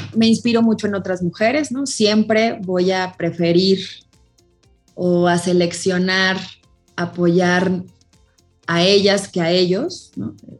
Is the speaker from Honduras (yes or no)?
no; Celaya, Guanajuato, Mexico; moved away as an adult; now in Mexico City, Mexico; yo soy originaria de Celaya, Guanajuato